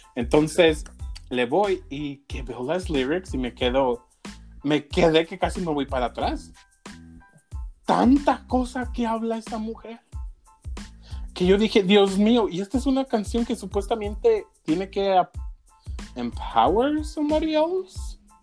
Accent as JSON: {"language": "Spanish", "country": "Mexico", "tie": "born or raised there", "moved": "yes", "said": "yo soy mexicano, soy nacido en México"}